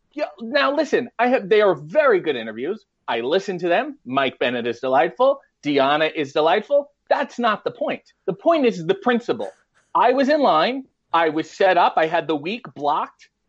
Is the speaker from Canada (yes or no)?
yes; Richmond Hill, Ontario, Canada; a little town called Richmond Hill, Ontario, which is basically, it's a suburb of Toronto